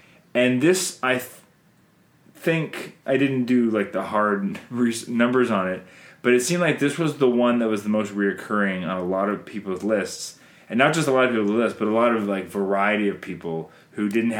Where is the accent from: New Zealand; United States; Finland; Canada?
Canada